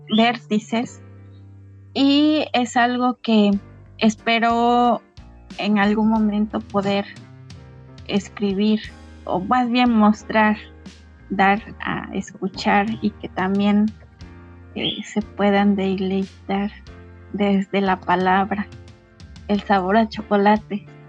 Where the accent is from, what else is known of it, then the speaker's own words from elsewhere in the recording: Citlala, Guerrero, Mexico; first language Nahuatl; Spanish is a second language; now in Xochistlahuaca, Mexico; nos mudamos nuevamente para, para mi pueblo, Citlala, y allá pues vamos a seguir este, trabajando el chocolate